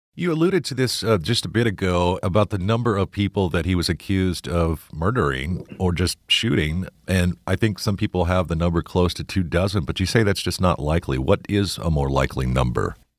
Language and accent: English; Midwest, United States; moved away; also born or lived in Kentucky; growing up in the Midwest and particularly living some time in Kentucky